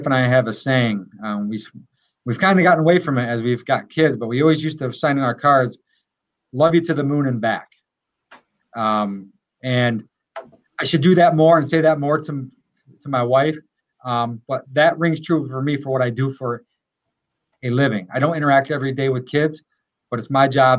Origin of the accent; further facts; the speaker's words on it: Groton, United States; I served for three terms as mayor of my hometown in Groton